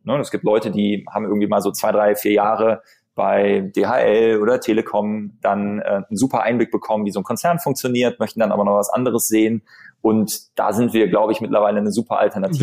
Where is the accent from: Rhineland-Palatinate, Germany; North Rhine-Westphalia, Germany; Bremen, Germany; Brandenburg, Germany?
North Rhine-Westphalia, Germany; Bonn; ich bin Bonner, ja. Mhm. Ich bin in Bonn geboren hier